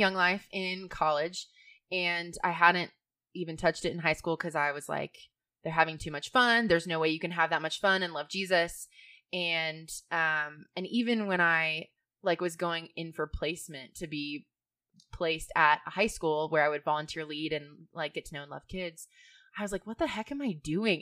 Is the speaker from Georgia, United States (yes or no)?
yes; Georgia, United States; moved away; I grew up in Georgia. It's really ironic that I'm back there, I think.